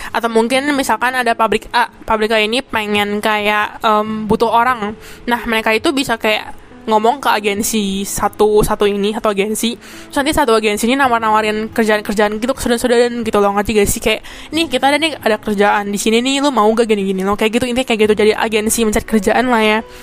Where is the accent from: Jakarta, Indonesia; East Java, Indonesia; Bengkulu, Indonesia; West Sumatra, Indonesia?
Jakarta, Indonesia; moved away as an adult; now in Taiwan; Gua kan emang orang Jakarta. Dan gua emang born and raised di Jakarta